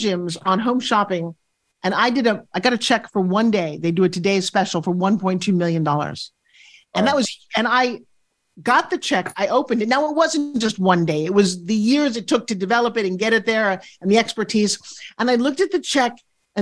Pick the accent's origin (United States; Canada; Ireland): United States; New York; moved away; also born or lived in California; I'm a New Yorker